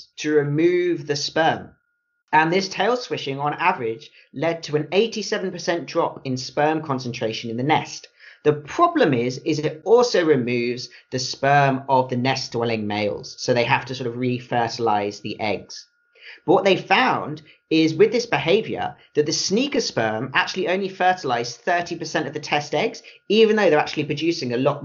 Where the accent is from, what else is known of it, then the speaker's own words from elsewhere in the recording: United Kingdom; having grown up in the UK